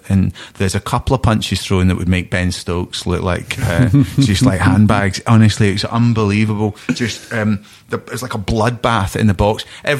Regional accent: Scotland, United Kingdom; now in England; as a Scotsman down here

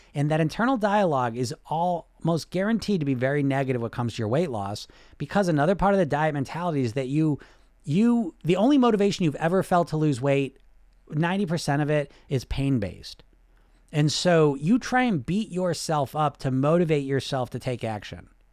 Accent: United States; I grew up in America

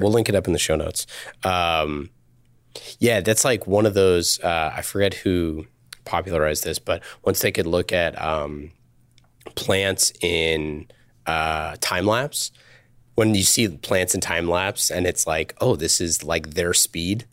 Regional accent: Northern California, United States; I grew up in Northern California

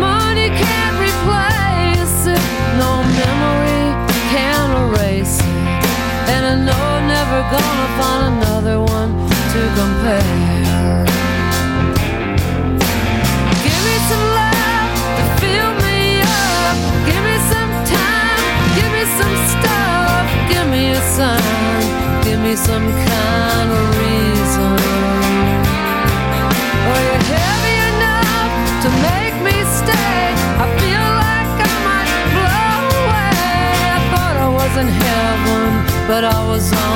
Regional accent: New York, United States; I'm from New York

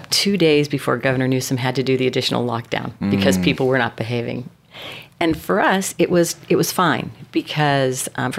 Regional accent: San Diego, California, United States; also born or lived in Los Angeles, United States; now in Carlsbad, United States; I grew up in San Diego, so we started looking in North County and found this place, found Carlsbad, which we love.

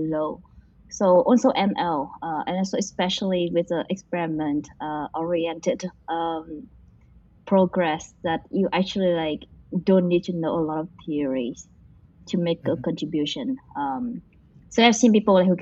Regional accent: Vietnam; now in United States; I come from a village in Vietnam

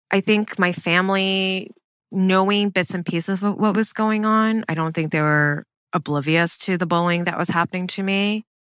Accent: Canton, Michigan, United States; I grew up in Michigan

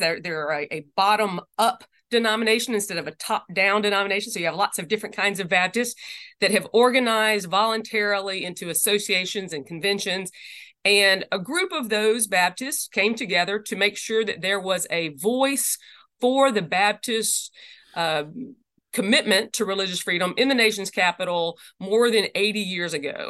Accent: Jackson, Mississippi, United States; moved away; also born or lived in Southeast US; I was raised in Jackson, Mississippi

